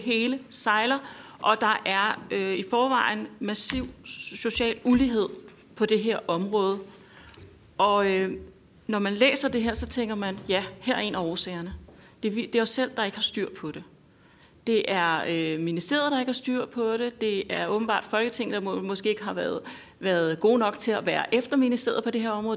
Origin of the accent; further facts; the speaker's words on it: North Zealand, Capital Region of Denmark, Denmark; Jeg er selv fra Nordsjælland